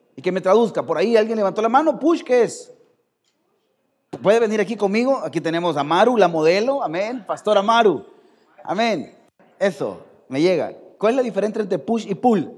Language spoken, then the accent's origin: Spanish; El Salvador; Somos salvadoreños